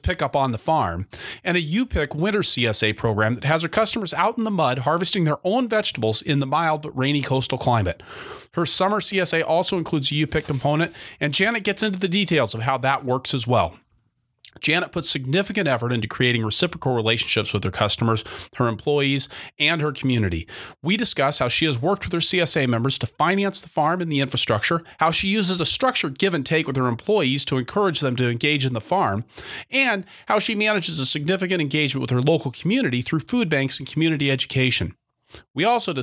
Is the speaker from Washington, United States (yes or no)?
yes; Seattle, Washington, United States; moved away; I grew up in Seattle